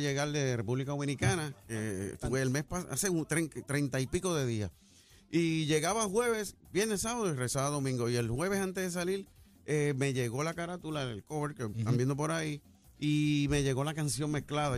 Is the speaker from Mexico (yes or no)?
no; Corozal, Puerto Rico; voy para mi pueblo Corozal